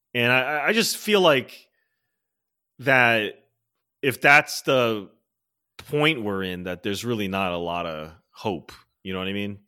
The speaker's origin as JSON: {"language": "English", "region": "Maryland", "country": "United States", "moved": "yes", "said": "I'm from Maryland originally"}